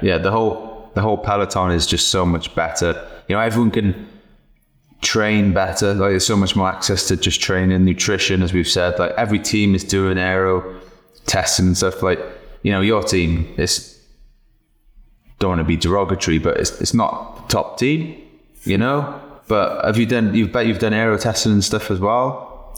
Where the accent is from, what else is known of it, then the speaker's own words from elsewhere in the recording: Cardiff, Wales, United Kingdom; moved away as an adult; just left Cardiff. You know, 20 degrees was warm for me